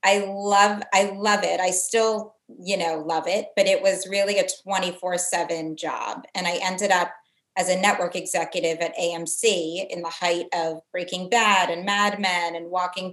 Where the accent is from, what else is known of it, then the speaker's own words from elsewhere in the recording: Connecticut, United States; moved away as an adult; also born or lived in New York City / Los Angeles / Syracuse; I'm from Connecticut originally, and I'm actually back in Connecticut now